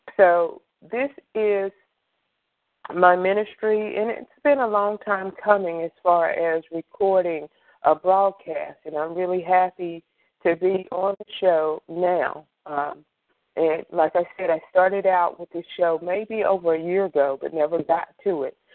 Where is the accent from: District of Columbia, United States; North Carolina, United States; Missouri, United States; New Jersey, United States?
North Carolina, United States; Greensboro; I am from Greensboro, North Carolina